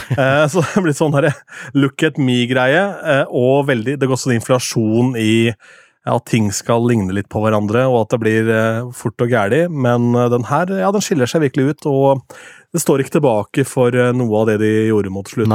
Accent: Askim, Østfold, Norway; moved away; lokalradioen hjemme i Askim

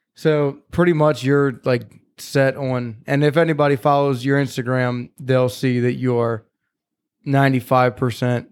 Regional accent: Carroll County, Maryland, United States; now in Gettysburg, United States; where I grew up in Carroll County

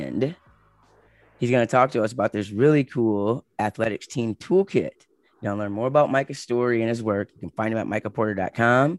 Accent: Michigan, United States; I'm from Michigan

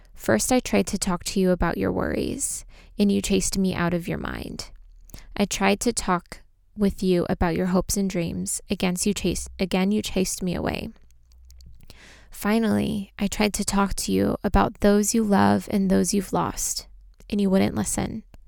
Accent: Armenia; I am from Armenia

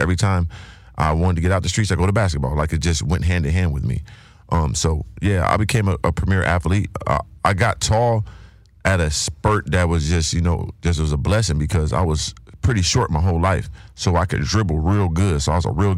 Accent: San Diego, California, United States; also born or lived in Carbondale, Illinois; I'm from Southeast San Diego, also grew up in Carbondale, Illinois, a small town in Illinois.

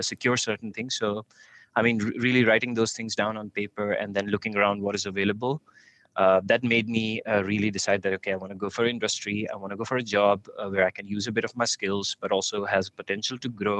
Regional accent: India; moved away as an adult; now in Netherlands; I come from India. That's where I was born. I live in Netherlands

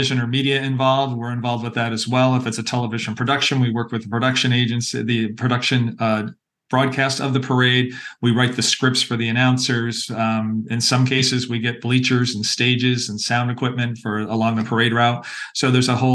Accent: Pittsfield, Massachusetts, United States; moved away as an adult; also born or lived in Stamford, Connecticut; now in San Jose, United States; I was born in Stamford, Connecticut, and I grew up in Western Massachusetts in the beautiful Berkshire Hills

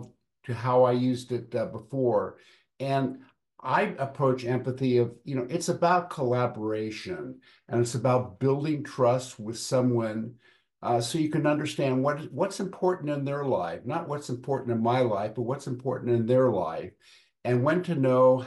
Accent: Los Angeles, California, United States; I grew up in Hollywood, California

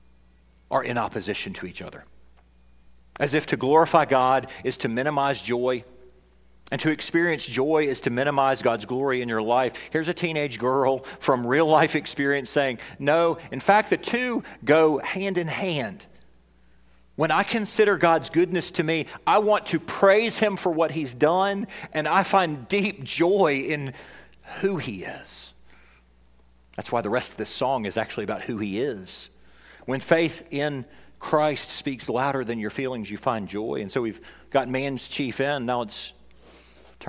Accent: Tennessee, United States; I'm from Tennessee

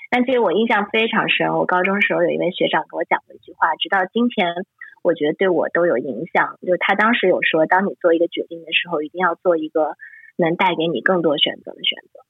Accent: Shanghai, China; moved away as an adult; also born or lived in Hong Kong / United States; 我是从从小生活在上海

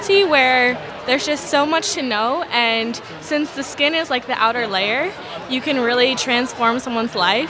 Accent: Oakland, California, United States; I'm from Oakland, California.

